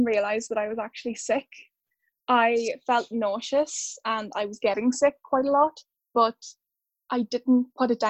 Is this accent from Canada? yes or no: no; Ireland; now in United Kingdom; I'm from Ireland, originally.